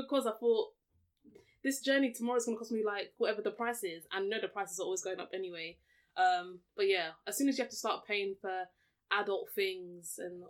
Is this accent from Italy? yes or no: no; Nigeria; we're Nigerian